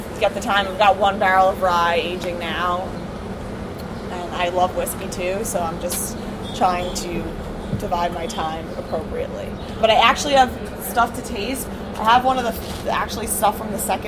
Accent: New York City, New York, United States; I'm biased as a New Yorker

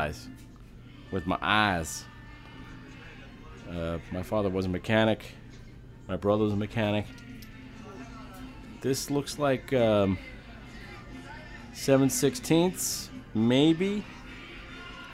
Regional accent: Amityville, New York, United States; I've lived in this part of the world all my life. I was born in Amityville on Long Island at a hospital that's now gone called Brunswick Hospital

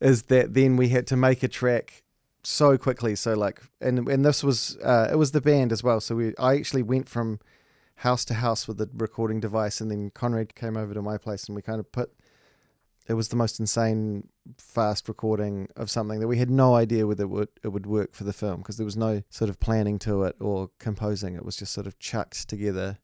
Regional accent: New Zealand

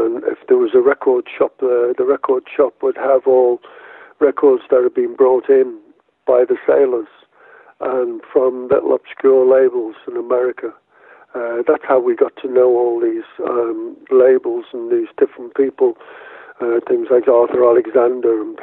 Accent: Liverpool, North West England, United Kingdom; I was born in Liverpool.

